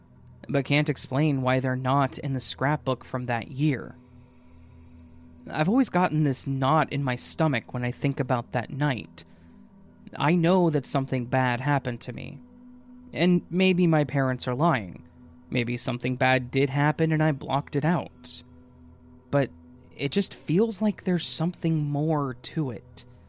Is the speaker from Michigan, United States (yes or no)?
no; Maine, United States; A little insight into my life growing up. Growing up in Maine in the 80s, my family and I would go camping every summer.